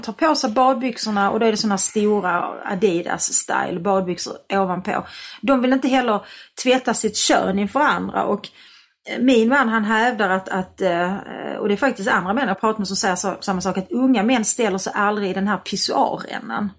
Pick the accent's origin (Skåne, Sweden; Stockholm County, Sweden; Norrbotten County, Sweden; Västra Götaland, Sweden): Skåne, Sweden; Malmö; Jag är uppväxt i Malmö